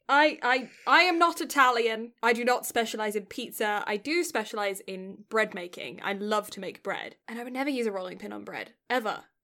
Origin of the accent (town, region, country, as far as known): United Kingdom